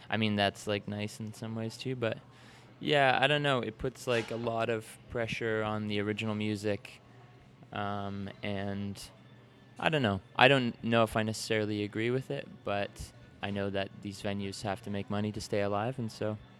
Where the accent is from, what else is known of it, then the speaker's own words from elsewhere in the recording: Mount Brydges, Ontario, Canada; also born or lived in Saskatchewan / Vancouver / London, Ontario; now in Toronto, Canada; I was born in Saskatchewan, grew up like just outside of London in a small town called Mount Bridges, where my parents live.